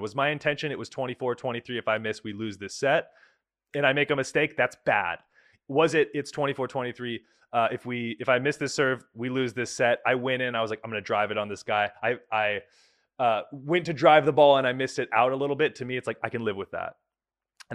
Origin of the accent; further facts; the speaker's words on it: Bay Area, California, United States; moved away as an adult; now in Poland; I grew up in the Bay Area